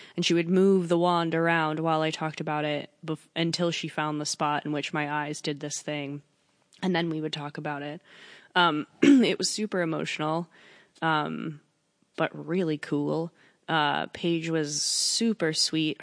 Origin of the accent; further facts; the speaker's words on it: New York, United States; I'm from New York